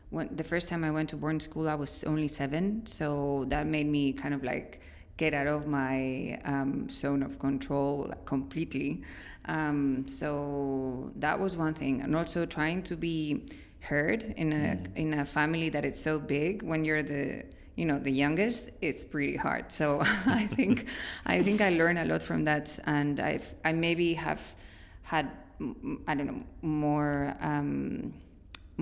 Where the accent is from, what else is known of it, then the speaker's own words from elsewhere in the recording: León, Castile and León, Spain; English is a second language; moved away as an adult; also born or lived in Ireland / Barcelona; I was born and raised in Spain, in León, in the Northwest